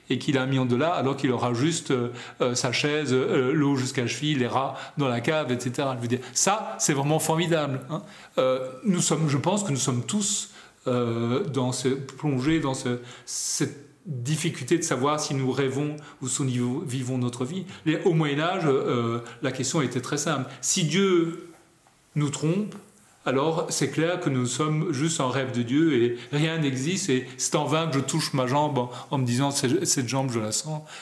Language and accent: French; Belgium; born there; moi aussi je suis né en Belgique par hasard